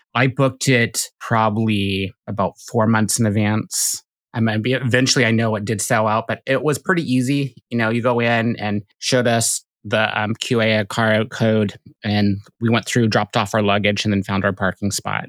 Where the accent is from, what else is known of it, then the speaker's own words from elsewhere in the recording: Pacific Northwest, United States; growing up in the Pacific Northwest